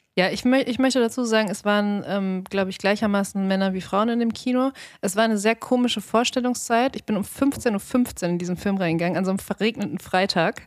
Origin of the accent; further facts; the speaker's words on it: Dortmund, North Rhine-Westphalia, Germany; moved away; in meiner Jugend in Dortmund